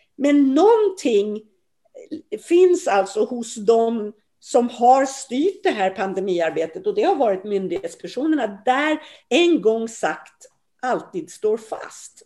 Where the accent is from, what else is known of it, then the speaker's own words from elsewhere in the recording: Sweden; vi svenskar